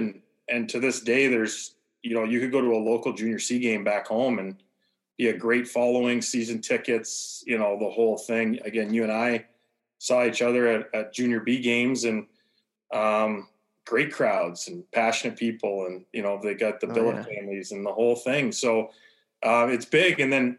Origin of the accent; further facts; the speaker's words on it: Leamington, Ontario, Canada; Small town kid, a lot smaller than it is now, but I had great family.